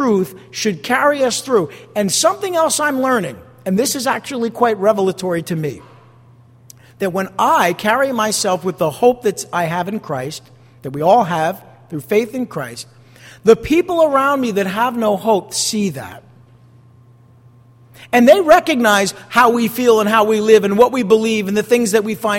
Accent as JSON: {"language": "English", "country": "United States", "said": "I am an American"}